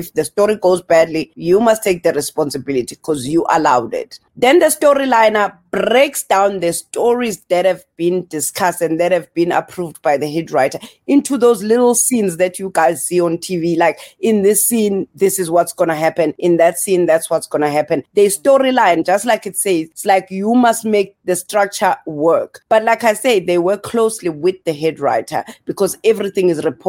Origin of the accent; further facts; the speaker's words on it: Eastern Cape, South Africa; also born or lived in Welkom / KwaZulu-Natal; now in Margate, South Africa; So we grew up in the Eastern Cape, but then we moved to KZN. So I'm from the South Coast right now in Margate. But we grew up all over because my family just traveled. Like, I was born in Welkom.